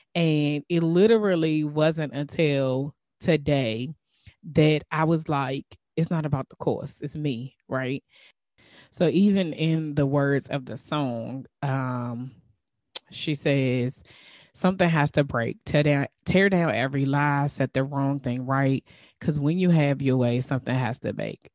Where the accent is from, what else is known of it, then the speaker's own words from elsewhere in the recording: DMV, United States; accent: DMV; my DMV accent